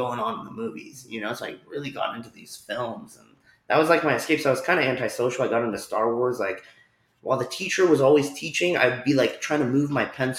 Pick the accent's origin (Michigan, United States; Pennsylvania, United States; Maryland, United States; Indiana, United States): Pennsylvania, United States; Philadelphia; born there; Anyways, so I was born in Philadelphia.